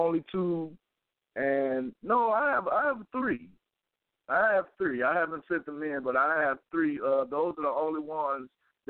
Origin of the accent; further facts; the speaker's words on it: Chicago, Illinois, United States; now in Canton, United States; Well, I'm calling from Canton, Ohio right now, but I'm from Chicago.